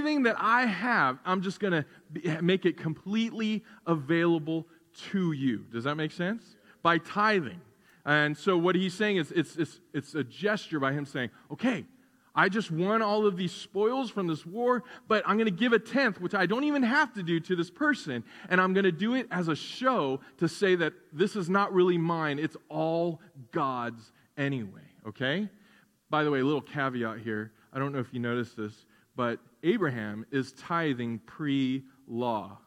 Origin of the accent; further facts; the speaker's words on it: United States; you and I as American Christians